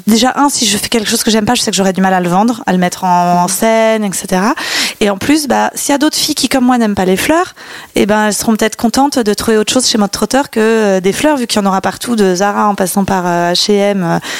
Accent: Ville-d'Avray, Île-de-France, France; comme je venais d'ailleurs de Ville d'Avray, qui est entre, coincée, une petite ville entre Saint-Cloud et Sèvres, j'avais le choix d'aller ou au lycée de Sèvres ou au lycée de Saint-Cloud.

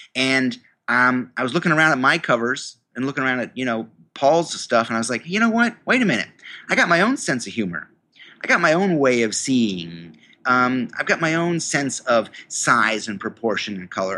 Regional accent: New York, United States; I went to the university in my hometown, um, a state university of New York

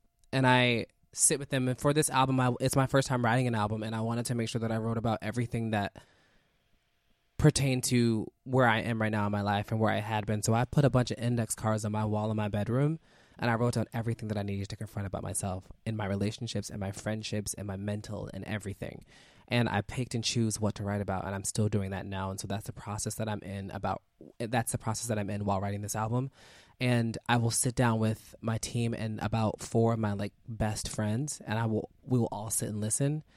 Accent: Philadelphia, Pennsylvania, United States; I'm from North Philly. I'm from 33rd and Diamond

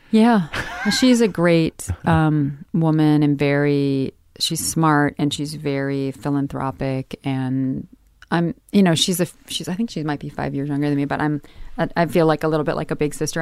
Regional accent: Midwest, United States; moved away; growing up in the Midwest

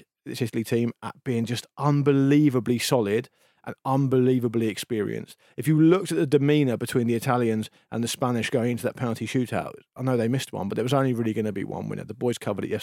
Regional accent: England, United Kingdom; we're English

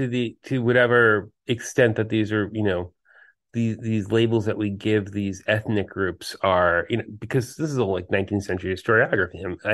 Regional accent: New York City, New York, United States; I grew up in New York City

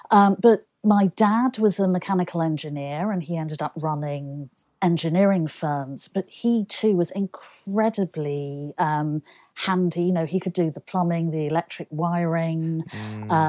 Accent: Manchester, North West England, United Kingdom; it was fantastic because Manchester, first of all, it has an incredible design heritage.

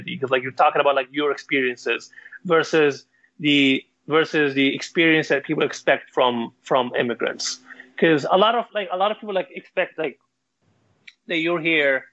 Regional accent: Libya; moved away; I'm from Libya, and I have to mention like I am an immigrant

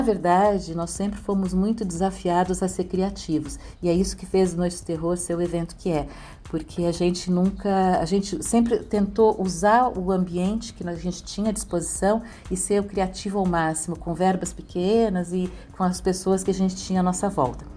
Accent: São Paulo, Brazil; eu sou de São Paulo, eu sou do Sul

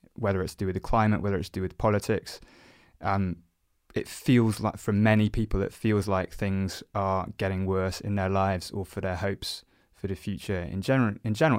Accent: South Oxfordshire, South East England, United Kingdom; I grew up in South Oxfordshire, so not too far from where we are, where we are now, actually

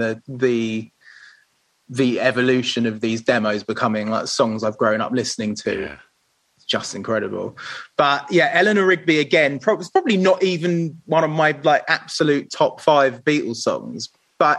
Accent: Pinner, London, United Kingdom; I grew up in Pinner, which is near sort of in between like Harrow and Watford

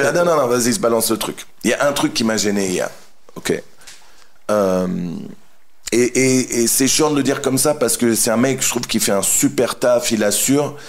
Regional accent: France; on est français

